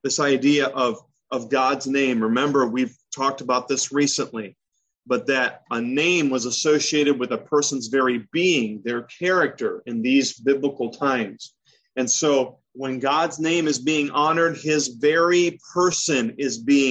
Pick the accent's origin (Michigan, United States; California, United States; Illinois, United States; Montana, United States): Michigan, United States; moved away; also born or lived in the South / Maryland; I grew up in Michigan, and adults were always referred to as Mr. So-and-so